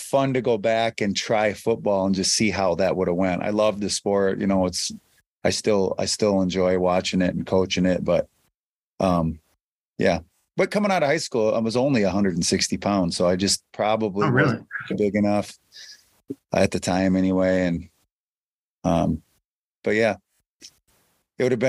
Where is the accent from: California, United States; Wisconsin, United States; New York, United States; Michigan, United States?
Wisconsin, United States; Durand; I grew up in Durand, Wisconsin